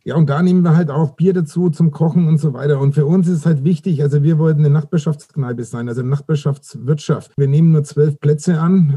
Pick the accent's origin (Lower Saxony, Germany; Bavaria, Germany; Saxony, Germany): Bavaria, Germany; Nuremberg; moved away as an adult; also born or lived in Berlin; dann kam ich 2003 wieder nach Nürnberg in meine Heimatstadt